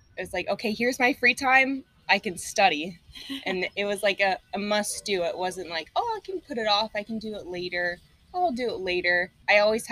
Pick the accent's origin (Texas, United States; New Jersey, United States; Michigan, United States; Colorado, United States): Texas, United States; moved away as an adult; now in South Florida, United States; I'm actually from Texas